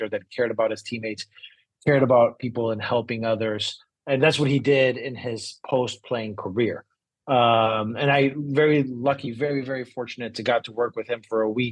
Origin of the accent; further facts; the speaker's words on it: Brazil; moved away as an adult; also born or lived in San Diego; I'm originally from Brazil. Came to university here in San Diego